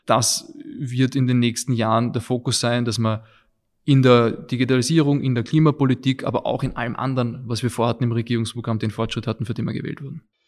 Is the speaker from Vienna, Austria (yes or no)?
yes; Vienna, Austria; also born or lived in England; ich bin in Wien geboren und aufgewachsen, auch hier zur Schule gegangen